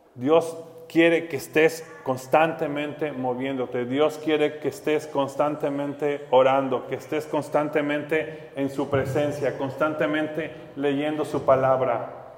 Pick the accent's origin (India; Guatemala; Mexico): Mexico; como mexicanos